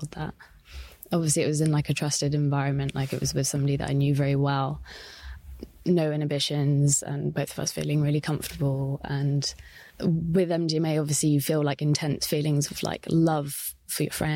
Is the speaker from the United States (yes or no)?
no; Devon, South West England, United Kingdom; I grew up in Devon, and it was sort of a really small, tiny, rural town